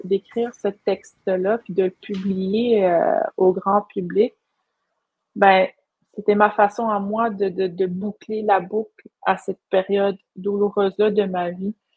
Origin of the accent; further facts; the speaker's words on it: Pessamit, Quebec, Canada; je suis Inou de la communauté de Pessamit